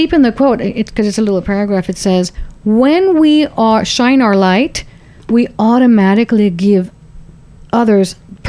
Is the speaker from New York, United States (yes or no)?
no; Laredo, Texas, United States; Maybe Laredo, my hometown.